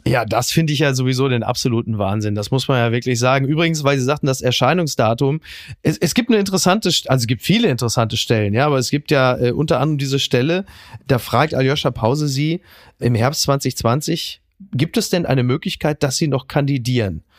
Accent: North Rhine-Westphalia, Germany; ich bin selber aus NRW

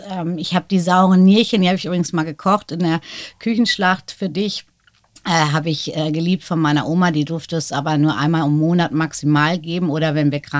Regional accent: North Rhine-Westphalia, Germany; deswegen sind wir sehr oft umgezogen und äh, groß geworden bin ich tatsächlich in Nordrhein-Westfalen, genau Südostwestfalen zwischen Paderborn und Bielefeld.

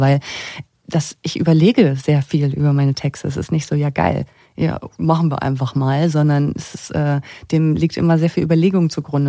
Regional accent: Usedom, Mecklenburg-Vorpommern, Germany; moved away; meine Kindheit in Mecklenburg-Vorpommern

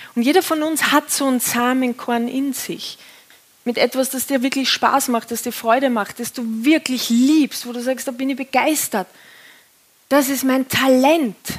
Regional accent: Austria; accent: Austrian; jetzt komme ich aus dem Bau, äh, vom Bauernhof in Österreich

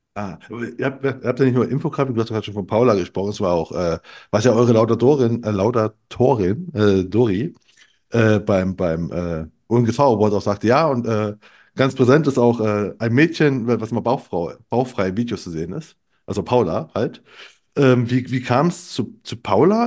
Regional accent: eastern Germany, East Germany, Germany; moved away; ich bin aus dem Osten

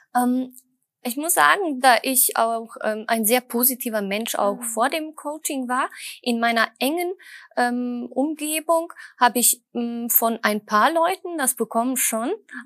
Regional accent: Düsseldorf, North Rhine-Westphalia, Germany; Ich komme aus Düsseldorf

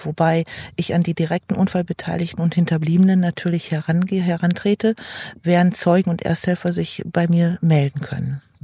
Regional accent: Lingen, Lower Saxony, Germany; ich komme aus Lingen

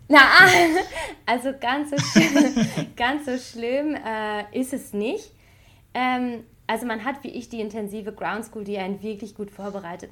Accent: Bocholt, North Rhine-Westphalia, Germany; moved away as an adult; now in Paris, France; ich bin äh, in Bocholt geboren.

